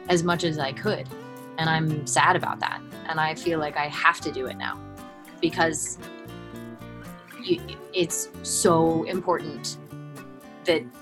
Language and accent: English; Colorado, United States; also born or lived in San Antonio, Texas; I was born in San Antonio, and I grew up. My family moved a lot, actually. Um, grew up in San Antonio. Uh, I, I, didn't really grow up in San Antonio. Sorry, sorry. I grew up mostly in Colorado, and then um, my family all moved back to Texas.